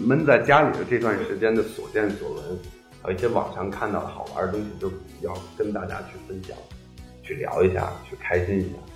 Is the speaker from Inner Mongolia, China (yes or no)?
yes; Hohhot, Inner Mongolia, China; moved away; 我最近开了一个在，在我老家那边嗯。呼和浩特开了一个酒吧嗯。叫中华大酒楼